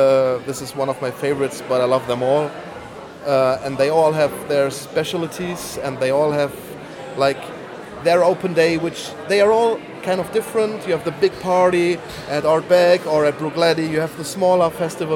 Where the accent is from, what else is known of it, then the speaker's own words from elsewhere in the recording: Bonn, North Rhine-Westphalia, Germany; I'm from Bonn, Western